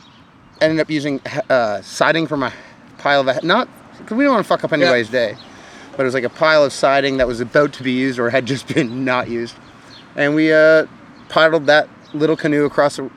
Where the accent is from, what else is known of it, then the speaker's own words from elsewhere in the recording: Oakville, Ontario, Canada; I grew up in a co-op though. I think I might have been the only one in Oakville